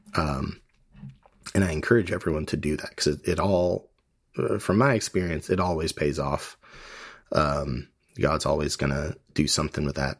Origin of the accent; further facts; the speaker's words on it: United States; we're Hellenistic, we're American, a lot of us